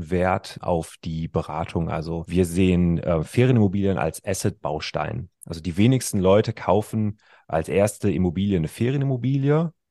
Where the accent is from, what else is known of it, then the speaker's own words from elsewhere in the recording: North Rhine-Westphalia, Germany; Also ich kann dir sagen, ich komme aus dem Ruhrgebiet, ja